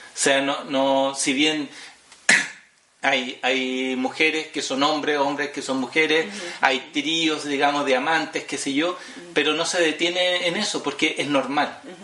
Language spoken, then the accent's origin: Spanish; Chile; Nosotros como chilenos